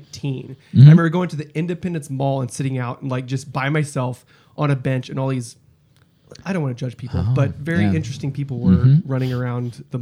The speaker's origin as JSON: {"language": "English", "region": "East Texas", "country": "United States", "tie": "born or raised there", "moved": "yes", "lives_now": "Kansas City area, United States", "said": "I grew up in East Texas, so Harry Potter was the devil, literally."}